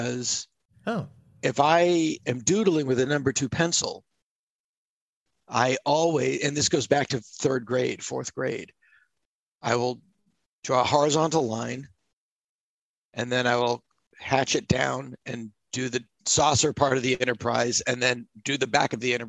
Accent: Massachusetts, United States; I am from Massachusetts

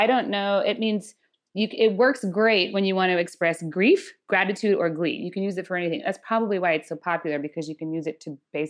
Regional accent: Indiana, United States; I'm from Indiana.

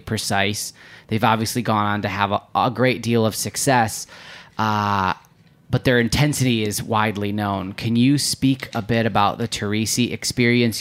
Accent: Midwest, United States; we're both from the Midwest

